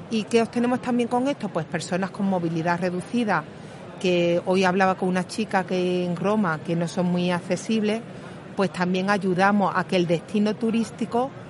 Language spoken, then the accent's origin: Spanish; Málaga, Andalusia, Spain; accent: Málaga; pongo ejemplos de Málaga porque no sé si se notará por el acento que soy